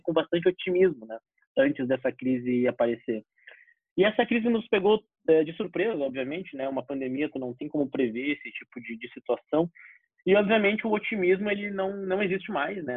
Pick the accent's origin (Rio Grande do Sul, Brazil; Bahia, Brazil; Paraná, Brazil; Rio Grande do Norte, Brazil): Rio Grande do Sul, Brazil; Porto Alegre; sou nascido criado aqui em Porto Alegre